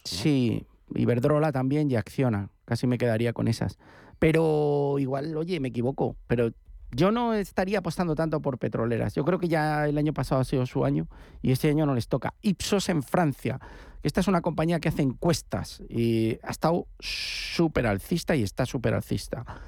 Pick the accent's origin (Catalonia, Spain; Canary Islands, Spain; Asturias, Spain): Asturias, Spain; soy asturiano, más que gallego